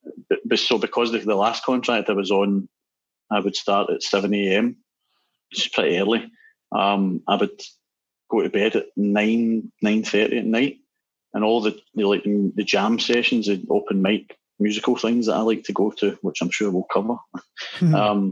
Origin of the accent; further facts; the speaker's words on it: Glasgow, Scotland, United Kingdom; from Glasgow